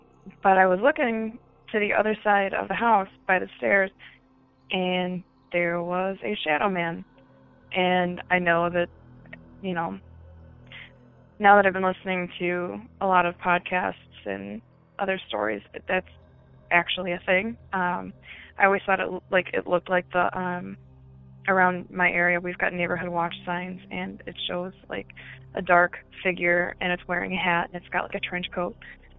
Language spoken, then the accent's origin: English; Great Lakes, United States; but I'm from the Great Lakes region and my stories pretty much are all in my childhood. I grew up in a haunted house